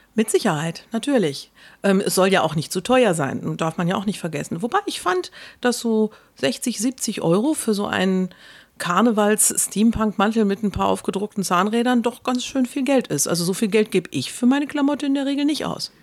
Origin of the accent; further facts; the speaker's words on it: Ruhr area, North Rhine-Westphalia, Germany; Ja, ich komme aus dem Ruhrgebiet.